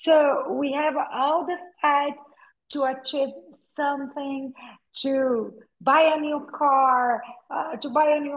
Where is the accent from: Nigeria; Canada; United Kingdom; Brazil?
Brazil; I was born in Brazil, raised in Brazil. I'm a Brazilian woman from a small town in Brazil